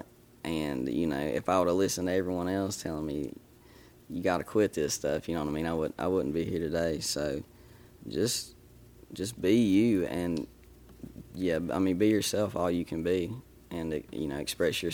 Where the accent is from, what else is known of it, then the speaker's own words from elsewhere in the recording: Boone County, West Virginia, United States; I'm from Boone County, West Virginia